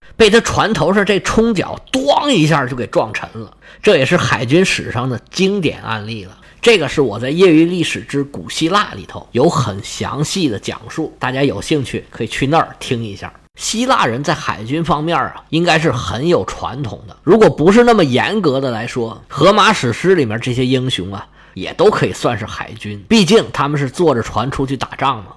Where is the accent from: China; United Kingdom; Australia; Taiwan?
China; 我们中国人